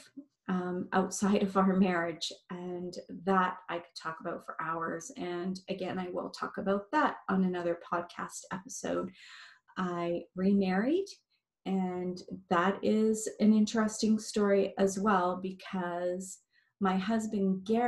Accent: Montreal, Quebec, Canada; also born or lived in Barrie, Ontario; now in Amherstview, Canada; I am from Montreal originally, and my heart is still there

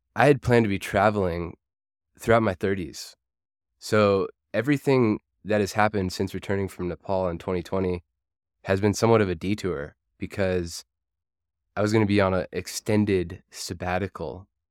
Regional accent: United States; moved away as an adult; Culturally, I'm American

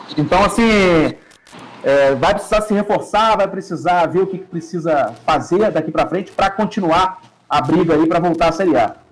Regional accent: Niterói, Rio de Janeiro, Brazil; aqui em Niterói, sou de Niterói

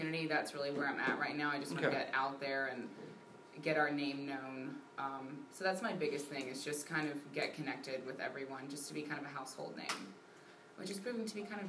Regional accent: Shreveport, Louisiana, United States; also born or lived in Chicago; now in Waco, United States; Originally Shreveport, but I was in Chicago before I moved here.

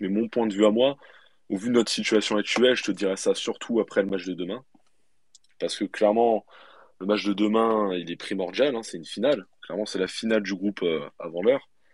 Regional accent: Martigues, Provence-Alpes-Côte d'Azur, France; moved away as an adult; moi je suis originaire de Martigues. Malheureusement, je suis immigré de, de Martigues maintenant. Ça fait 3-4 euh, ans maintenant déjà

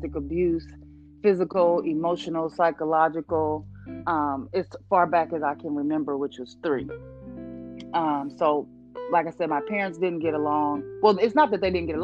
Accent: Springfield, Illinois, United States; I grew up in Illinois, in Springfield, Illinois, Midwest girl.

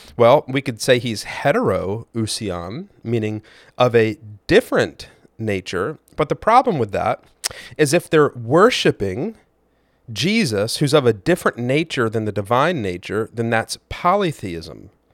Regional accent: United States; I am an American white male of a middle class income

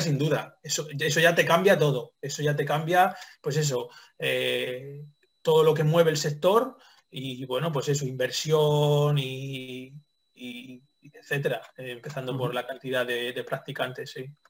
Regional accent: Toledo, Castilla-La Mancha, Spain; moved away; yo soy toledano

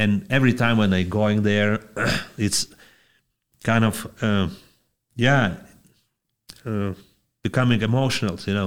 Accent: Panevėžys, Panevėžys County, Lithuania; I'm from Panevėžys, Lithuania

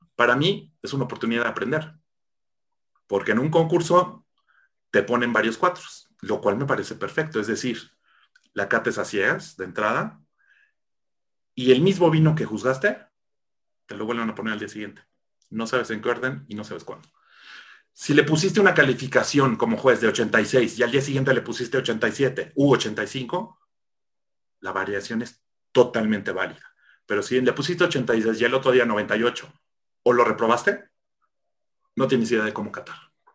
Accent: Mexico; como típico mexicano farol

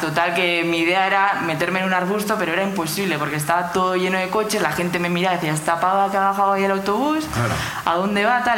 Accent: Oñati, Basque Country, Spain; De Oñati, de Guipúzcoa

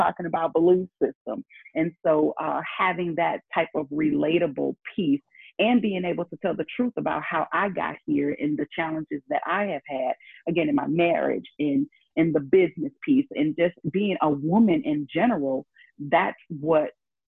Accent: St. Louis, Missouri, United States; I'm from St. Louis

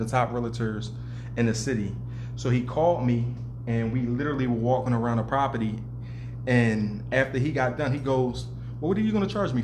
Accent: Philadelphia, Pennsylvania, United States; Born and raised in South Philly

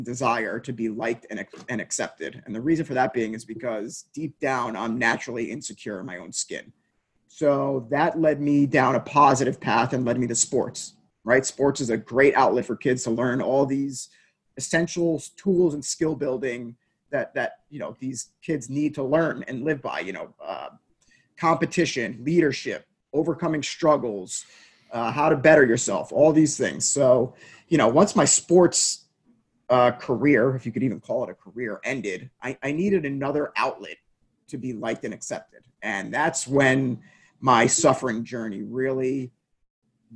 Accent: United States; Grew up 25 miles outside of New York City in essentially the perfect family upbringing

